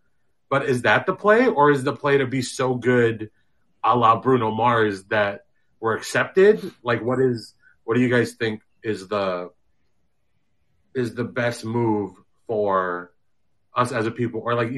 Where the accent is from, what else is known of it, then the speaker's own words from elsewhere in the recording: Philippines; How can we as Filipino/Filipino-Americans get into the kind of the public common, you know, content game?